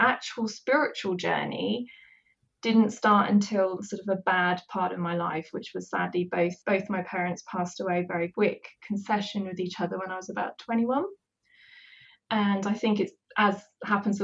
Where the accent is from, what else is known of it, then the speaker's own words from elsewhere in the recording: West Country, just outside of Bath, South West England, United Kingdom; I'm also from the West Country. I lived just outside of Bath